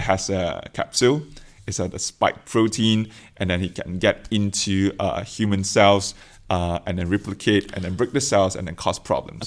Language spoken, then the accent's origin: English; Malaysia; moved away as an adult; now in Oxford, United Kingdom; I come from Malaysia.